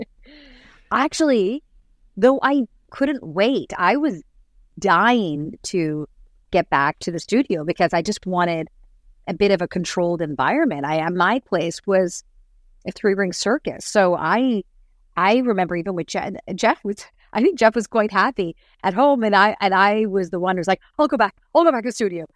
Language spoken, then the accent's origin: English; Toronto, Ontario, Canada; also born or lived in Ottawa / Cape Breton / Barrie; I found my way back home to the area where I grew up